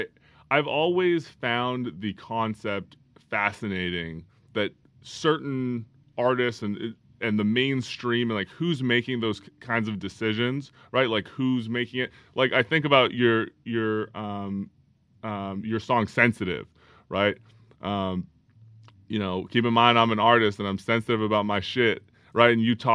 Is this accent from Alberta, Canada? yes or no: yes; Calgary, Alberta, Canada; I grew up in Calgary, Alberta, Western Canada.